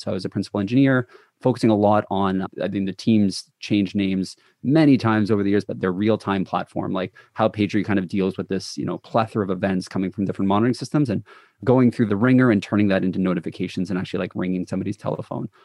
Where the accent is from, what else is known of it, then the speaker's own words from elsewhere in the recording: Toronto, Ontario, Canada; I'm from the Toronto area.